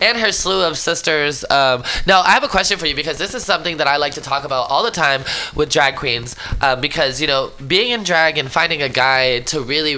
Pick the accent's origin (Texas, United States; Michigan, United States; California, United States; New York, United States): California, United States; Oakland; I'm from East Oakland.